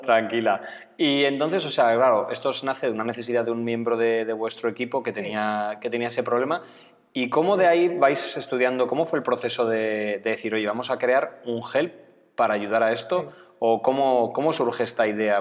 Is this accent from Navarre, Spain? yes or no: yes; Pamplona, Navarre, Spain; aquí los de Pamplona